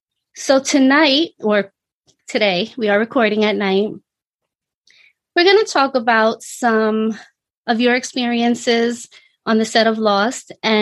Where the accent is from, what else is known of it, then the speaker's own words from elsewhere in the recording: New York City, New York, United States; Born and raised in Brooklyn.